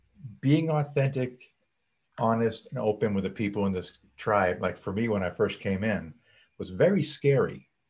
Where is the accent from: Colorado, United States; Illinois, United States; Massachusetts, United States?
Massachusetts, United States; moved away; he's from my hometown back up there in Massachusetts area